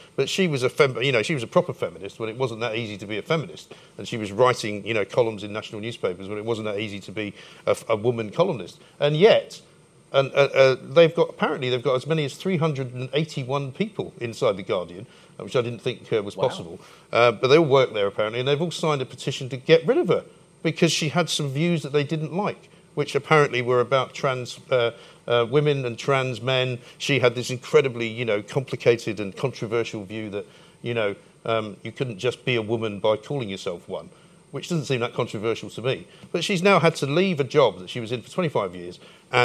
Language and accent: English; London, United Kingdom; I was born in Hampstead